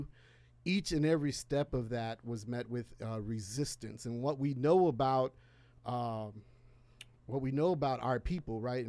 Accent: Chicago, Illinois, United States; moved away as an adult; now in Michigan, United States; was born and raised in Chicago. Don't hate me for that. I've been in the Michigan area for 5 years now

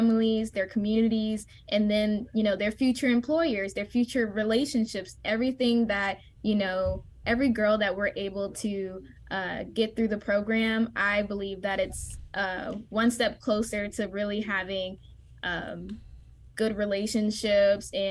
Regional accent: Louisiana, United States; moved away as an adult; now in Memphis, United States; I am originally from Louisiana, and I got to do the program there from third through fifth grade

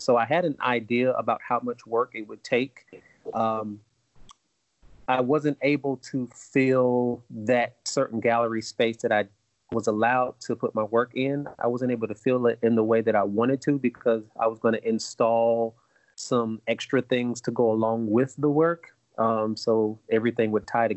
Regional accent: Greenwood, South Carolina, United States; I'm from Greenwood, South Carolina, and I had the opportunity to go to the local museum

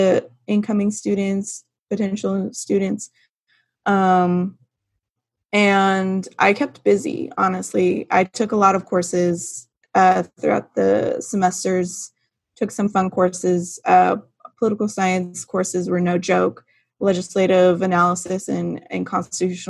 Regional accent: Turlock, California, United States; moved away as an adult; now in Sacramento, United States; I grew up in Turlock, not too far from Louise, and I attended Turlock High

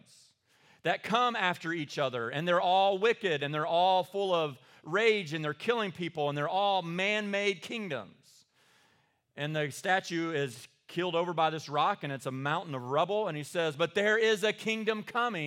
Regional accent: Eastern Kentucky, United States; I am from Eastern Kentucky

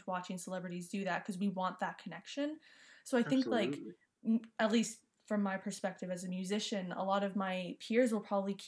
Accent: Saskatchewan, Canada; moved away as an adult; also born or lived in Edmonton; I'm from Saskatchewan, came here for university

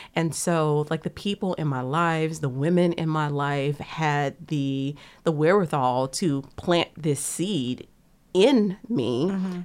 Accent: United States; growing up on the bayou

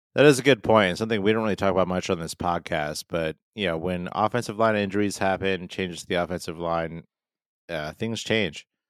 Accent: Pacific Northwest, United States; also born or lived in Illinois; we're from the Pacific Northwest

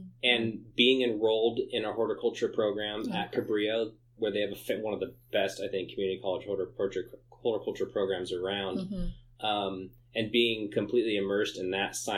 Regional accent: San Jose, California, United States; I grew up in San Jose, so I grew up close

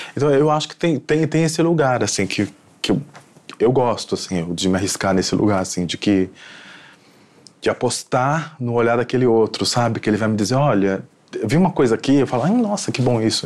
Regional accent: Recife, Pernambuco, Brazil; sou de Recife

